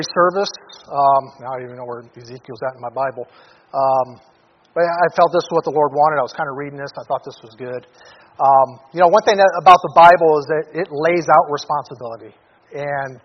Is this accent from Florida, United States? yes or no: no; Detroit, Michigan, United States; now in Anchorage, United States; I came from Detroit, inner city Detroit, from a dysfunctional family, alcoholic father